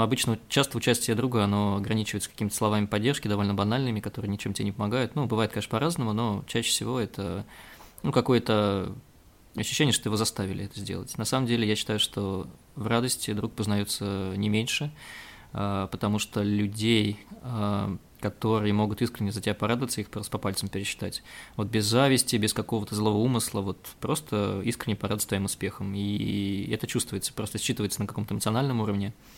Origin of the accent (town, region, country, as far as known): Volgograd, Volgograd Oblast, Russia; born or raised there